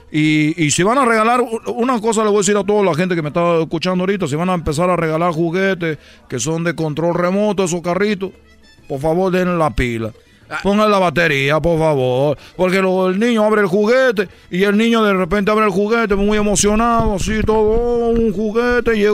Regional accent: Cuba; Chicos, soy de Cuba. No comemos nada, te estoy diciendo.

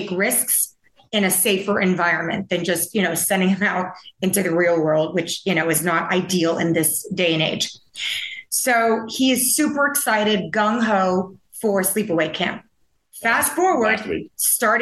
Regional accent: Taiwan; moved away; I grew up in Taiwan

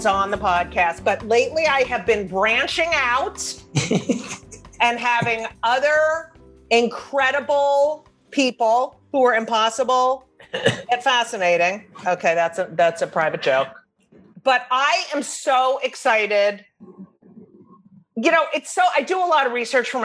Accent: New Jersey, United States; I grew up in New Jersey

